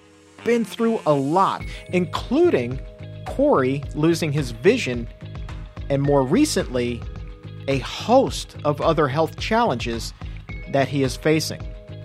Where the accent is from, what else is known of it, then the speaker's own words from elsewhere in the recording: Norfolk, Virginia, United States; my hometown of Norfolk, Virginia.